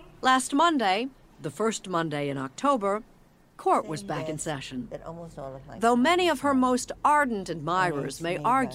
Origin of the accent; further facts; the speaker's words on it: Indiana, United States; moved away as an adult; A long, long way from my home in Indiana. I was born on Halloween.